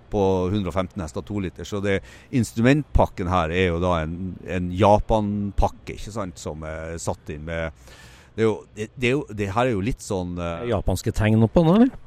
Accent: Tromsø, Troms, Norway; Jeg er opprinnelig fra Tromsø, så fant jeg en delebil forlatt i Tromsø

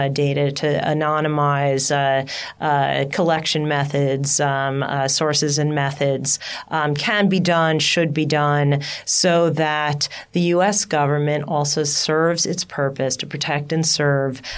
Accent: United States

